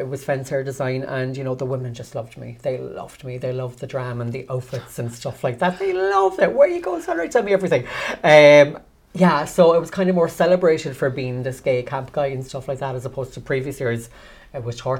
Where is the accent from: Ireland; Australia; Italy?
Ireland; Cork, Munster; I'm from Churchfield originally